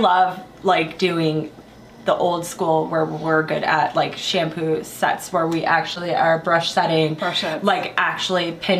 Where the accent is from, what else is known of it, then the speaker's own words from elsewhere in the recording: Northwest Indiana, United States; moved away as an adult; now in San Diego, United States; I am originally from Northwest Indiana, close to Chicago